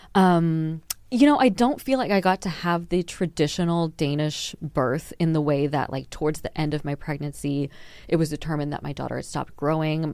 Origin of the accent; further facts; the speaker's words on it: Texas, United States; moved away as an adult; now in Denmark; I'm from Texas